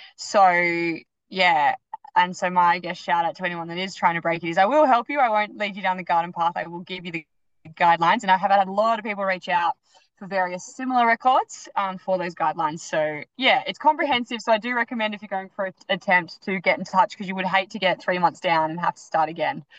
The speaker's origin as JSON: {"language": "English", "town": "Melbourne", "region": "Victoria", "country": "Australia", "also_born_or_lived": "Gold Coast", "moved": "yes", "said": "I was living on the Gold Coast, but I'm traditionally from Melbourne"}